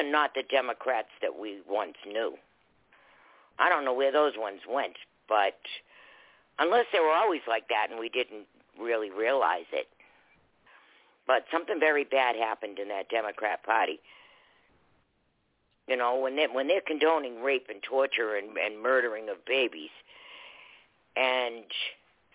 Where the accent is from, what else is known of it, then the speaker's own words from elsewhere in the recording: Boston, Massachusetts, United States; now in Florida, United States; I'm originally from Boston. I live in Florida now. I've been here for a while. But my roots are in Boston.